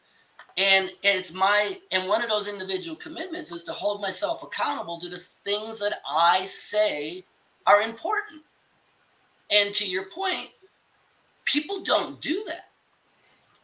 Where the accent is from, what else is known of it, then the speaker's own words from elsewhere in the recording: Chicago, Illinois, United States; I'm from Chicago